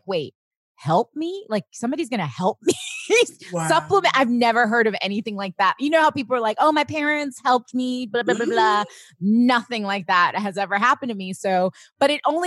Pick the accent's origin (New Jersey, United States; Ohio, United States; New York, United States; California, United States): New York, United States; Long Island; also born or lived in Queens, New York; I'm from Queens, right? And then I moved to Long Island when I was 10 years old.